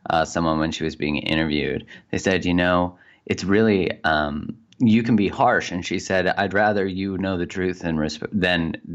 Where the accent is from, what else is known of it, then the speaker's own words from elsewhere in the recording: Calgary, Alberta, Canada; in Calgary in Canada.